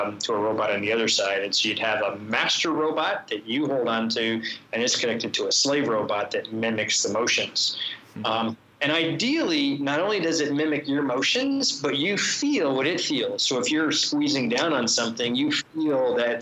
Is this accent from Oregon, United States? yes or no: no; Florida, United States; also born or lived in Boston; now in Illinois, United States; I grew up in Florida. I went to school in Boston.